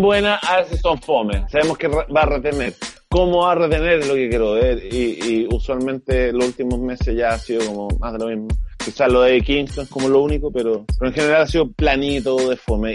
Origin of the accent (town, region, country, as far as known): Chile